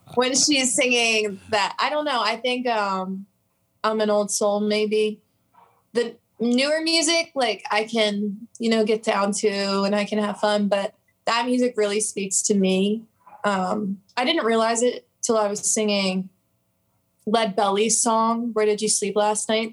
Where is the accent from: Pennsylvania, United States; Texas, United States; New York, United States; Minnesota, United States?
Pennsylvania, United States; I'm about an hour from Philly, a little small town